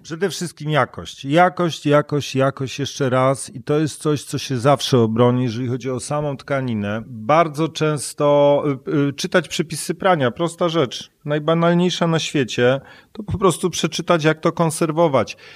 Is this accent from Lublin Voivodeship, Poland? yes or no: no; Silesian Voivodeship, Poland; Ja się wychowałem na Śląsku gdzie pracowano dużo w kopalniach i paliło się w piecu